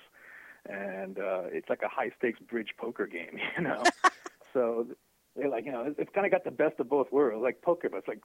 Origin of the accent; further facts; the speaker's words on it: New York, United States; I'm from New York